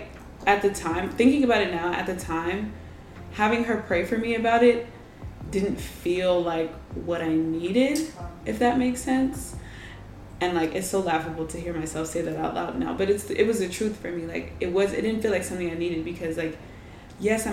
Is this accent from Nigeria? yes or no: yes; Nigeria; I'm Nigerian, we're Nigerian